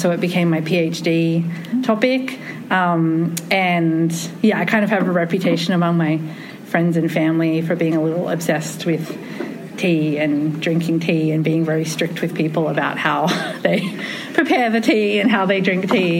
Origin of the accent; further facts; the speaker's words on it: Australia; also born or lived in Japan; My family's from New Zealand. I grew up in Australia